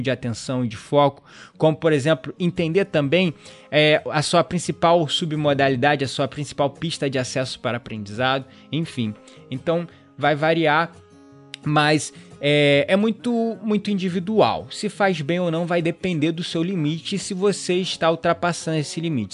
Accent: Rio de Janeiro, Brazil; eu sou do Rio

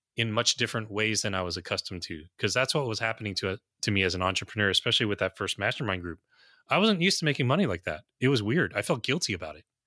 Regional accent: United States; also born or lived in New Jersey; I'm an American

